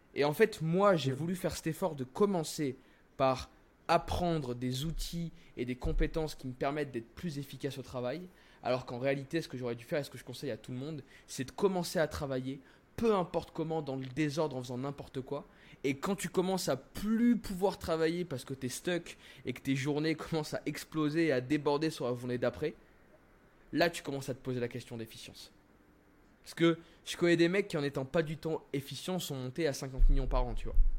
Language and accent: French; France; moved away as an adult; also born or lived in Miami; je suis français, tu vois. Alors, hmm. euh, bref, j'ai grandi en France et tout, donc ma mentalité est française